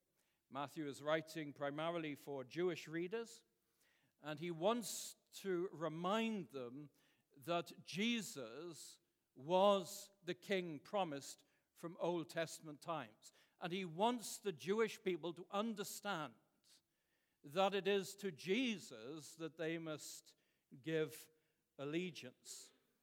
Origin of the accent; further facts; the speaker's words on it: Wales, United Kingdom; moved away; And I remember growing up in Wales